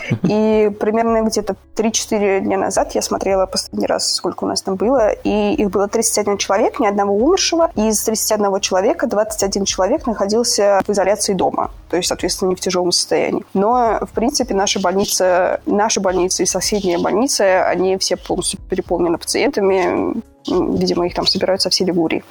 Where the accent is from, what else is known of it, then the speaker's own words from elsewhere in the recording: Saint Petersburg, Russia; moved away as an adult; also born or lived in Moscow, Russia; now in Chiavari, Italy; Я родилась в Санкт-Петербурге, и сначала я переехала в Москву по работе